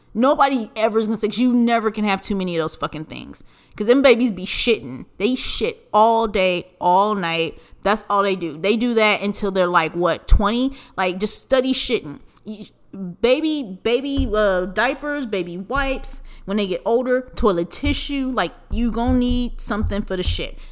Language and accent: English; Southern California, United States; we grew up in Southern California